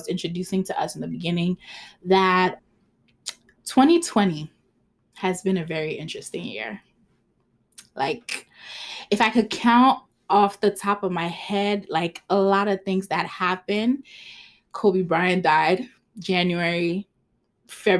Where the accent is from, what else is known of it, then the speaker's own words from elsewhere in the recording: Ghana; English is a second language; I'm Ghanaian